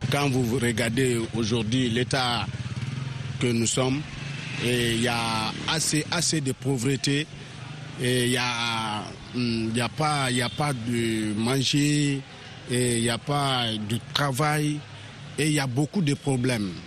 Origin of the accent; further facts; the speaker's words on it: Guinea; en tant que bon Guinéen